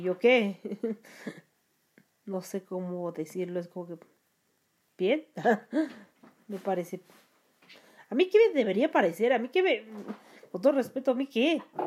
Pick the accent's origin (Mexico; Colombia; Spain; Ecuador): Mexico; soy de México